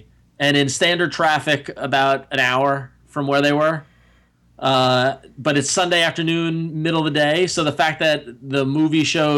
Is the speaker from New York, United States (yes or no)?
yes; Commack, New York, United States; I grew up in Comac until kindergarten, and then we moved to another town.